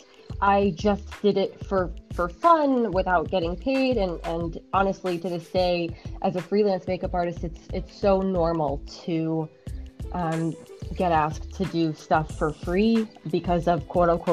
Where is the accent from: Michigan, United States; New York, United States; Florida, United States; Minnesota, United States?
New York, United States; New York City; also born or lived in Bayside, Queens / Astoria, Queens; Born and raised in Jackson Heights, then moved to Bayside, and then moved to Astoria